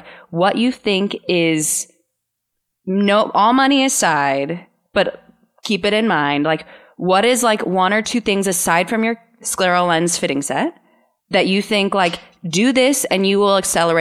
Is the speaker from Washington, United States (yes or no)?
yes; Seattle, Washington, United States; now in Costa Rica; being from Seattle